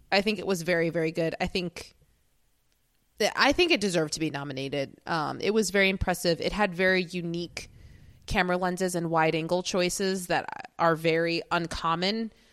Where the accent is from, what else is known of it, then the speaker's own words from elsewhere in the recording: United States; as an American